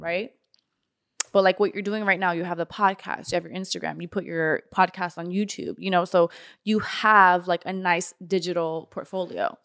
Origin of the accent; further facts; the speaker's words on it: North Miami, Florida, United States; I grew up in North Miami.